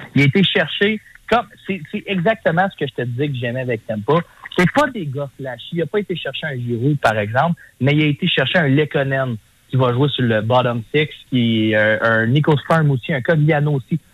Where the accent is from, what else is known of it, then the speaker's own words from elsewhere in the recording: Ferme-Neuve, Quebec, Canada; l'aréna à Fermeneuve, ma ville natale